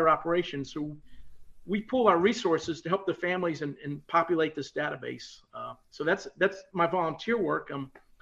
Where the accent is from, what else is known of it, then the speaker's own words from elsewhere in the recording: Richmond, Virginia, United States; also born or lived in Williamsburg, Virginia; growing up in Richmond, I was around the mecca of a lot of neat history.